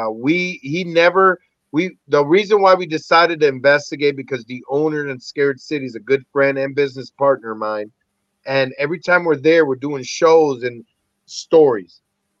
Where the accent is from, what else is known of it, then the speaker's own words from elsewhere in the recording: Lorain, Ohio, United States; also born or lived in Puerto Rico; I was born in Puerto Rico and raised in Lorain, Ohio by Cleveland.